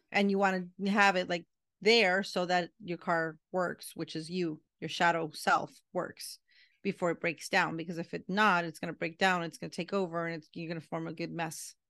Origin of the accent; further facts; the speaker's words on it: Puerto Rico; I'm from Puerto Rican